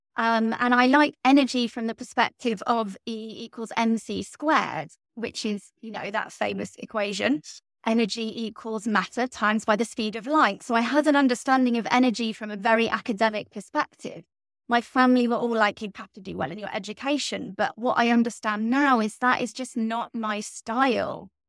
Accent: Stratford-upon-Avon, West Midlands, United Kingdom; moved away; I am English, from right in the middle of England, a little town called Stratford-upon-Avon

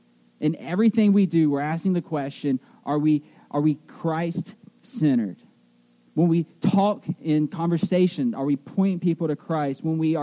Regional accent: Greenville, South Carolina, United States; moved away as an adult; now in Selinsgrove, Pennsylvania, United States

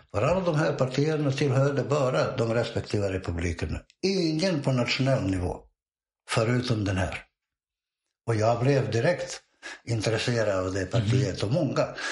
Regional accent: Bosnia & Herzegovina; Swedish is a second language; moved away as an adult; also born or lived in Montenegro; now in Sweden; Det att jag är född i Bosnien är ju bara en slump. Jag föddes bara i Bosnien.

